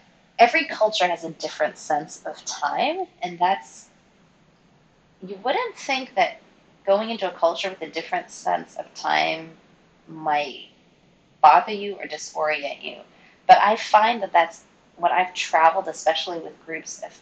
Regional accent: United States; moved away as an adult; also born or lived in Chattanooga, Tennessee / China; now in New Zealand; As an American

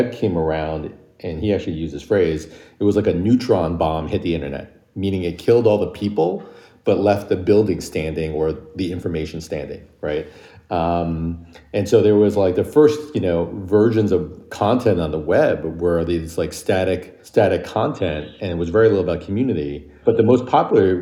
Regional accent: New York, United States; also born or lived in Michigan; I was born and raised in New York

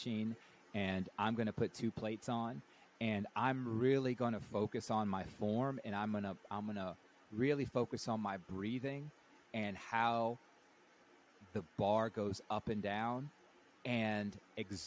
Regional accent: the South, United States; I was raised Catholic in the South

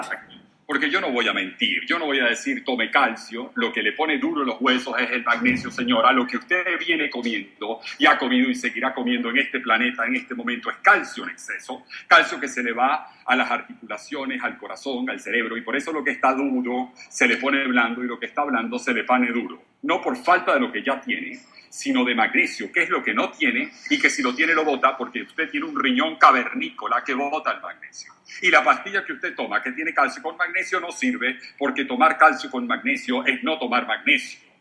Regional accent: Venezuela; moved away; La cadena más importante de radio en mi país estaba feliz de tenerme

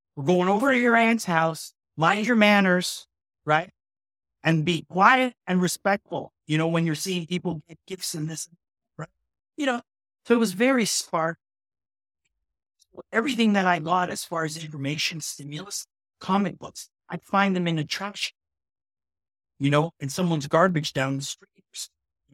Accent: Toronto, Ontario, Canada; I came from Jane and Finch, which was a social experiment on Canadian multicultural politics

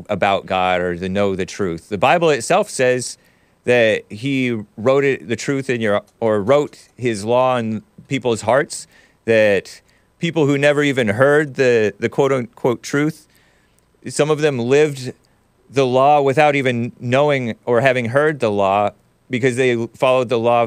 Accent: Southern California, United States; I was raised in Southern California in a Presbyterian church

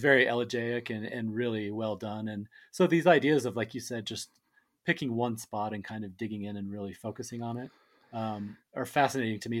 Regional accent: Colorado, United States; I was born and raised in Colorado

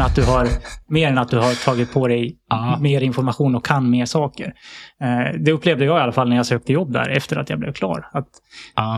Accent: outside Sandviken, Gävleborg County, Sweden; jag är uppvuxen utanför Sandvikens eh, skogar

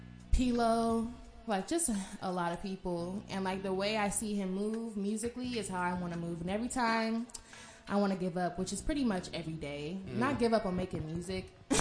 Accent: Oakland, California, United States; now in Atlanta, United States; growing up in Oakland.

